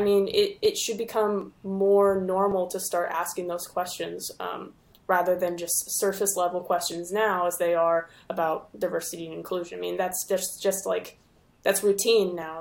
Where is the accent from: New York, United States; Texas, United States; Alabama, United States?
Texas, United States; Houston; also born or lived in Denton, Texas; I'm originally from Houston.